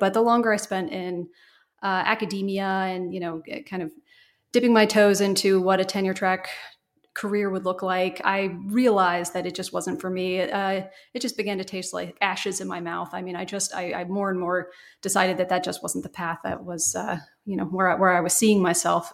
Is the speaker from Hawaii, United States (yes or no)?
no; Cincinnati, Ohio, United States; moved away as an adult; also born or lived in Pittsburgh / Atlanta; living in my hometown of Cincinnati